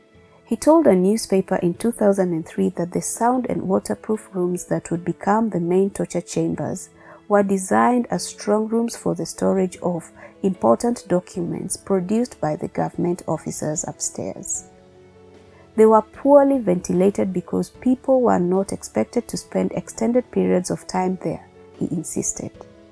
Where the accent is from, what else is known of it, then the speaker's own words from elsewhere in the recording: Nairobi, Kenya; Growing up in Nairobi in the 1990s, I remember being advised to walk past the building quickly in case a body was falling.